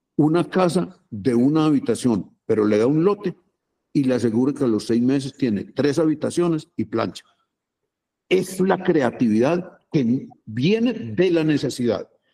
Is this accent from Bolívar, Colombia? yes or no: no; Medellín, Antioquia, Colombia; Yo, yo nací en Aranjuez, mi papá era maestro de escuela y era el, director de la escuela en donde yo entré